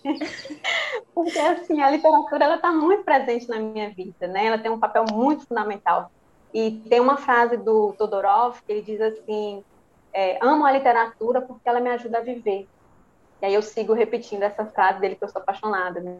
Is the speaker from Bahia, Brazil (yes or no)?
yes; Santa Maria da Vitória, Bahia, Brazil; sou baiana de Santa Maria da Vitória, região oeste da Bahia